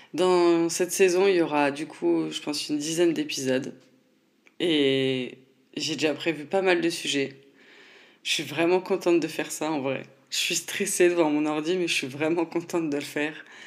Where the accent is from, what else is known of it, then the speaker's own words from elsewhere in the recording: Nancy, Grand Est, France; je viens de Nancy